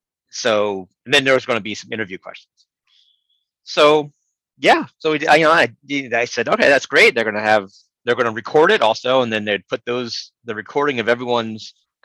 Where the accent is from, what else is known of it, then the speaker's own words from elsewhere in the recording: outside Philadelphia, Pennsylvania, United States; now in Alexandria, United States; Growing up outside Philadelphia